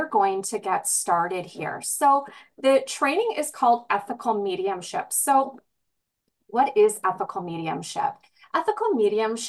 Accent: British Columbia, Canada; British Columbia, my hometown.

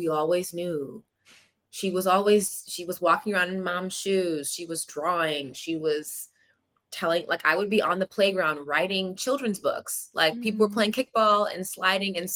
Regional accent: Atlanta, Georgia, United States; also born or lived in Bay Area; now in New York, United States; I'm from Atlanta, Georgia

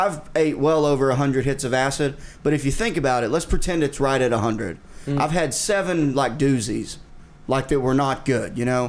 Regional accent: Pope County, Arkansas, United States; At least in Pope County, in my hometown, they have TVs.

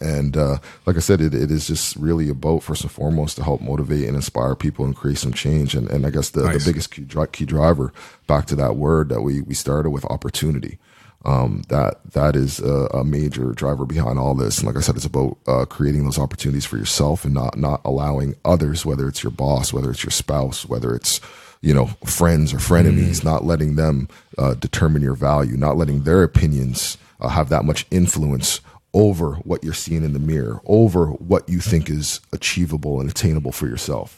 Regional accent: Dartmouth, Nova Scotia, Canada; also born or lived in Ottawa; I actually played football in grade 10 uh, at Dartmouth High

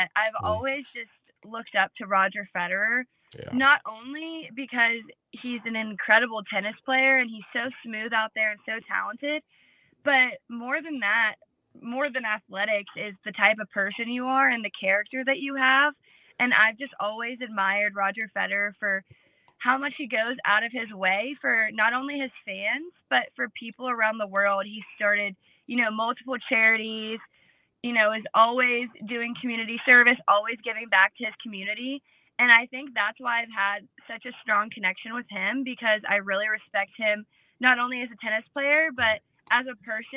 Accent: Georgetown, South Carolina, United States; I'm from Georgetown, South Carolina, near the beach and the water.

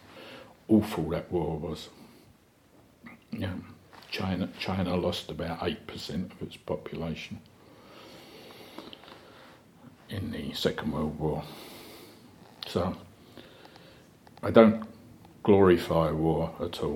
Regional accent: England, United Kingdom; as an Englishman

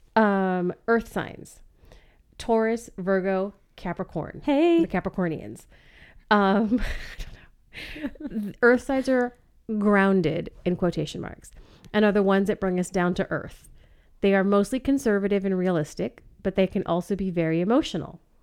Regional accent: Ventura, California, United States; I was born in Ventura, California

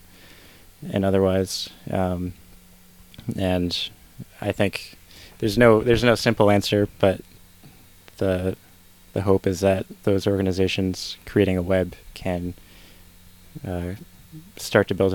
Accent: Connecticut, United States; moved away as an adult; also born or lived in Western Massachusetts; now in Vermont, United States; I grew up in Connecticut

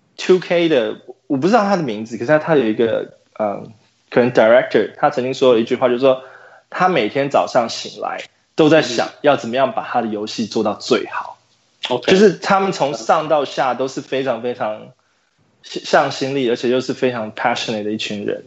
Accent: Taiwan; 做 N B A Live 的团队里面不是只有我一个台湾人

